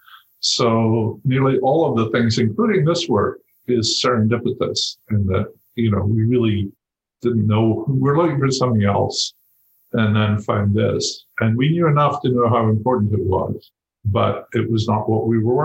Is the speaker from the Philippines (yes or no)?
no; Scotland, United Kingdom; I grew up in Scotland